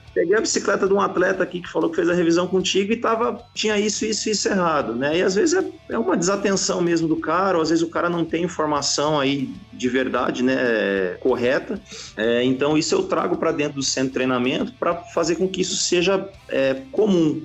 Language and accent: Portuguese; São Paulo, Brazil; also born or lived in Italy; eu sou de São Paulo capital, mas eu mudei para o interior jovem, depois uhum. acabei voltando